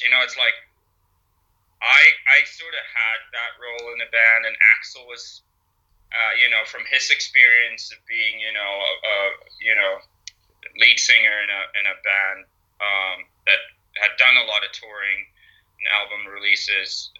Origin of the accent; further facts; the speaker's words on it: Sweden; growing up in Sweden